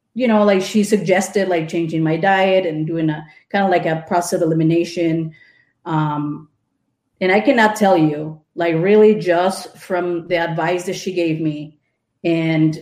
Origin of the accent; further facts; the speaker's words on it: Mexico City, Mexico; moved away as an adult; now in Wisconsin, United States; I grew up in Mexico City, went to school for graphic